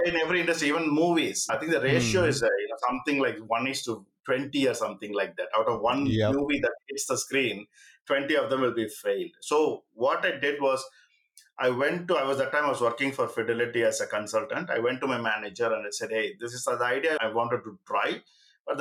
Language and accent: English; Coimbatore, Tamil Nadu, India; moved away; also born or lived in United Kingdom; I'm from Coimbatore